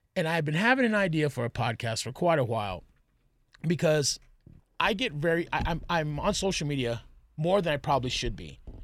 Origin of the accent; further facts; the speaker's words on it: Texas, United States; I'm from Texas.